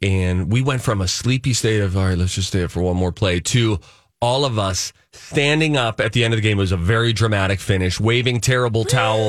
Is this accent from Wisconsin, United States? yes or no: no; Pittsburgh, Pennsylvania, United States; Now, my family, we're Steeler fans from Pittsburgh.